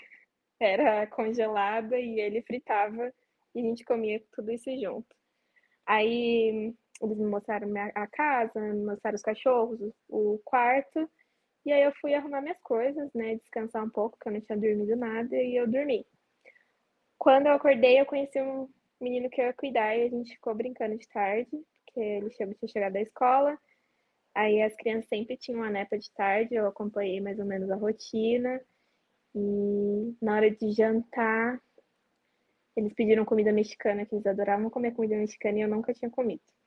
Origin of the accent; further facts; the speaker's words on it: Vargem, São Paulo, Brazil; eu sou do interior de São Paulo, uma cidadezinha bem pequena chamada Vargem